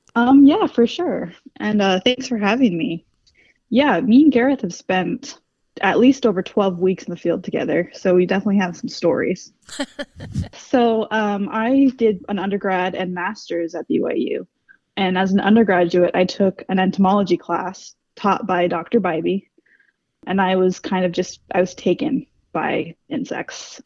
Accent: West Coast, United States; now in Cleveland, United States; I grew up on the West Coast

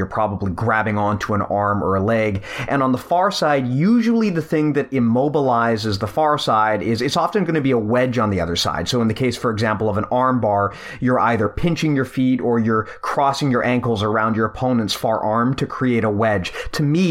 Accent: Canada; I'm Canadian here

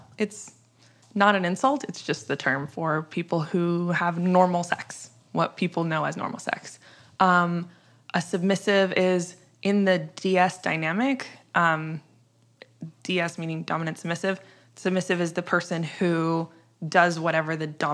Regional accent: Midwest, United States; I'm from the middle of the country. I'm from the Midwest

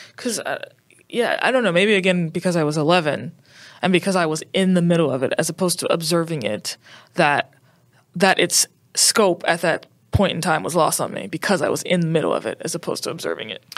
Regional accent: New Orleans, Louisiana, United States; I'm from New Orleans, Louisiana.

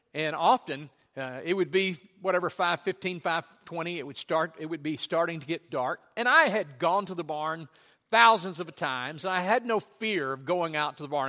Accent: Louisiana, United States; when I was a child growing up in Louisiana, we had a farm

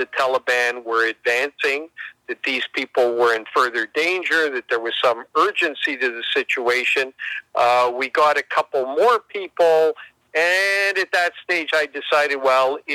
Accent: Canada; our country and to us as Canadians

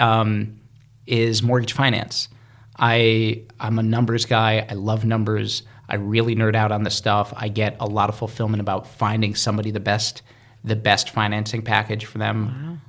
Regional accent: Cleveland, Ohio, United States; moved away as an adult; also born or lived in New York City; I was born in Cleveland, Cleveland, Ohio

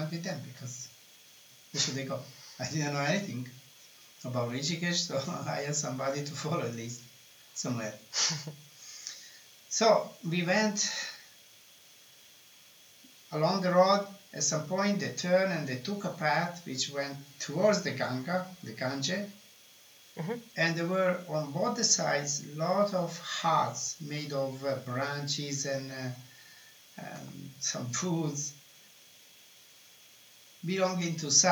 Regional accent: Italy; moved away; I am from Italy

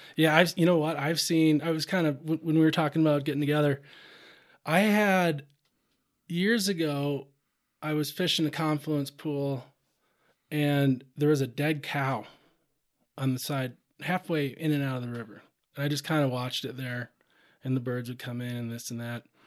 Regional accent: Rochester, Minnesota, United States; now in Montana, United States; I grew up, I grew up in Rochester, Minnesota, southeast Minnesota

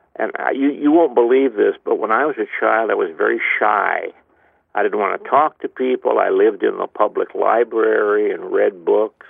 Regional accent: East Chicago, Indiana, United States; I was saved in 1945 at a uh, Youth for Christ rally in my hometown, not far from where you are right now, East Chicago, Indiana

